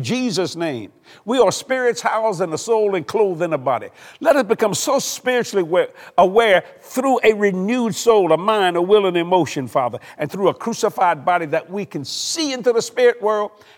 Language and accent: English; South Louisiana, United States; I'm from South Louisiana